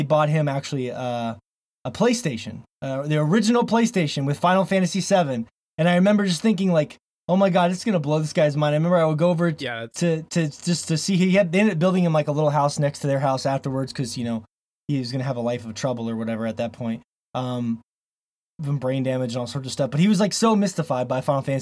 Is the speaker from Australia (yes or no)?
no; Florida, United States; now in Montana, United States; I grew up in Florida